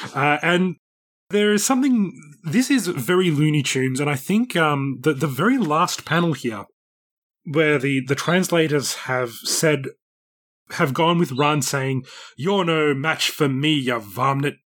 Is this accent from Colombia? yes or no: no; Australia; moved away; also born or lived in Japan; as an Australian